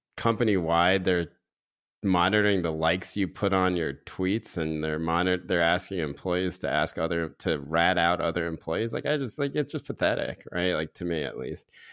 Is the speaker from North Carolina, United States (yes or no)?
yes; North Carolina, United States; growing up in North Carolina